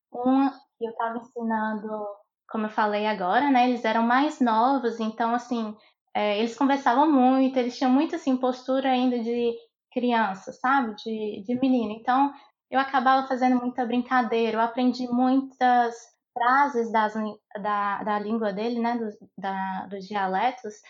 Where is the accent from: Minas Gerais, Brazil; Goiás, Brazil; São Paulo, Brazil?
Minas Gerais, Brazil; Montes Claros; eu sou de Montes Claros, Minas Gerais